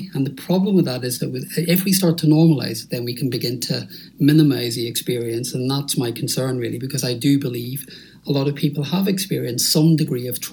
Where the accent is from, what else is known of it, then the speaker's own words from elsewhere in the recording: Northern Ireland, United Kingdom; I grew up in Northern Ireland during the Troubles